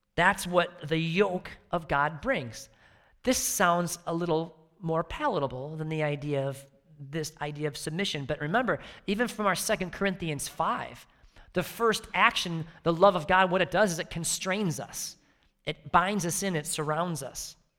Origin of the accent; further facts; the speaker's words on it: outside Chicago, Illinois, United States; moved away; I grew up outside Chicago